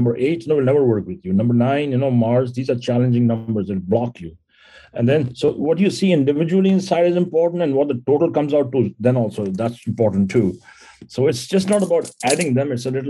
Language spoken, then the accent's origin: English; India; English is a second language; moved away as an adult; now in United States; So, you know, I came to America almost 30 years ago, 1988 is when I came here. When I came here from India, and I was doing quite well. I was in the Indian military